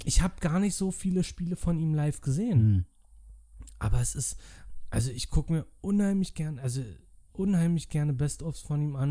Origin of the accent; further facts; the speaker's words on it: Berlin, Germany; als Berliner